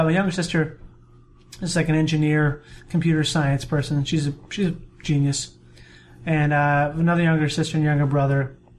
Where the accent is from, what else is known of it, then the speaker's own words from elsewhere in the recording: Rochester, Minnesota, United States; I grew up, my dad is a surgeon, so I grew up in the Rochester, which is where the Mayo Clinic is